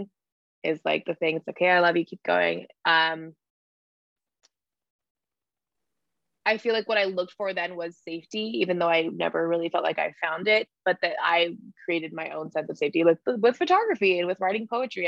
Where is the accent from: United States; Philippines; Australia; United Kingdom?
United States; Hawaii; moved away; I came from a small island, a small town in the middle of the ocean. Like I grew up in Hawaii.